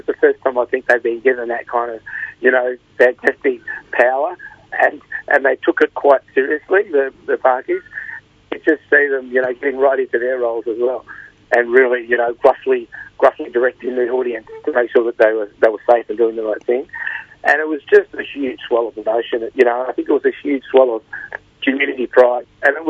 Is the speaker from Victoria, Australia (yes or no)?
yes; Carlton, Victoria, Australia; born there; Yeah, I was born in Carlton and at the Women's Hospital in Carlton, and one of the first places that we moved to after my birth was the Gore Street boarding houses.